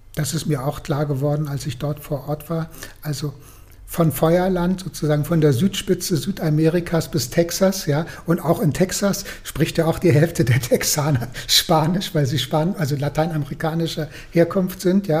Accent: Germany; aus Deutschland

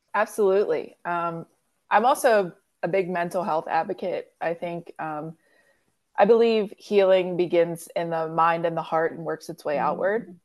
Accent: Pittsburgh, Pennsylvania, United States; I'm from Pittsburgh, Pennsylvania.

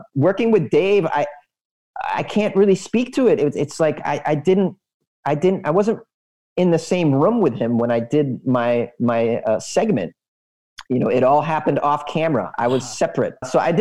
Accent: United States; I grew up in the United States

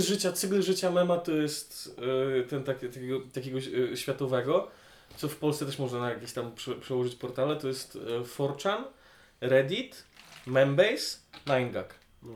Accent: Grudziądz, Kuyavian-Pomeranian Voivodeship, Poland; moved away; also born or lived in Poznań; ja nie pochodzę z Grudziądza, nie wstydzę się swojego pochodzenia. Zdaję sobie sprawy z wad tego miasta

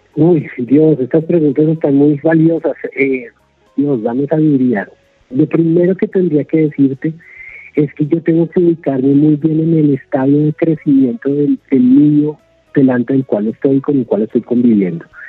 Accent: Colombia; como colombianos

